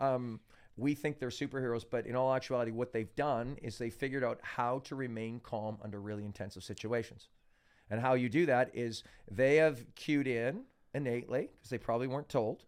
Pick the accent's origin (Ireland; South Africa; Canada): Canada; I'm from Canada